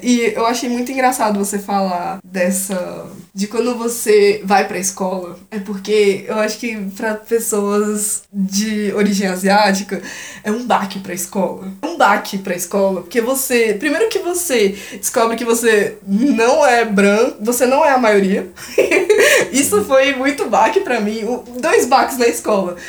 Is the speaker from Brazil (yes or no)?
yes; Brazil; eu sou brasileira, sabe? Sempre morei aqui, nunca morei fora